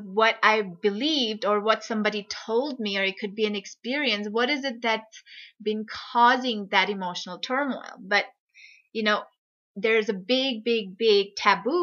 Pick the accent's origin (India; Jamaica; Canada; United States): India; I'm from India